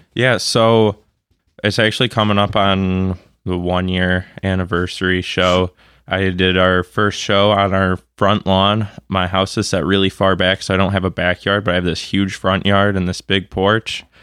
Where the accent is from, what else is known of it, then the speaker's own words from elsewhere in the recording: Grosse Pointe, Michigan, United States; I grew up in Grosse Pointe.